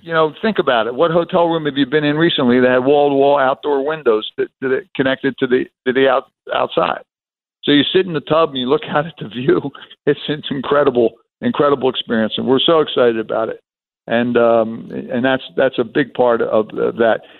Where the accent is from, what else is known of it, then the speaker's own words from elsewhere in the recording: Atlantic City, New Jersey, United States; moved away as an adult; also born or lived in Chicago / New England; I'm born and raised in Atlantic City